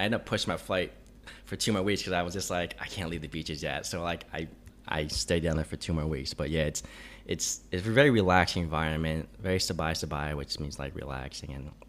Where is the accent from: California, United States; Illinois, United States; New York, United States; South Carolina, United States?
New York, United States; moved away as an adult; also born or lived in Phuket, Thailand; now in Chiang Mai, Thailand; that's pretty much been my home base for the past year and a half. And, you know, growing up in New York, I didn't have beaches or anything like that. So when I first came out here to Thailand